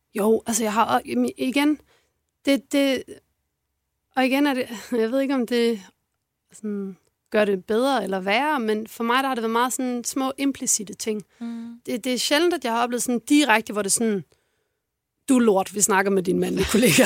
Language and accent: Danish; Odense, Southern Denmark, Denmark; Jeg er fra Fyn. Fra en, en forstad til Odense